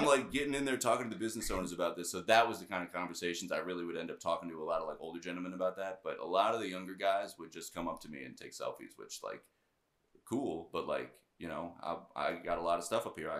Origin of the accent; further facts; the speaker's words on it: United States; I am an American